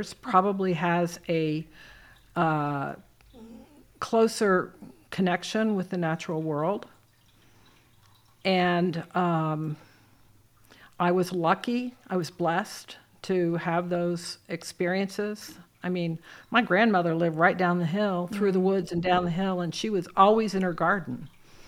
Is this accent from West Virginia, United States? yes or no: yes; West Virginia, United States; also born or lived in Midland, Texas / Mississippi; I was born in Midland, Texas. That's the Chihuahuan Desert. And then I moved to Mississippi, very different climate. And then I basically, at the age of 5 and a half, 6 maybe, went to West Virginia, which was where my mother was from